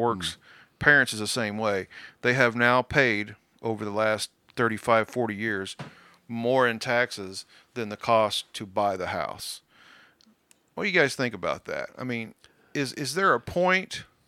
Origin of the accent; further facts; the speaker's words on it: Kansas, United States; I'm from Kansas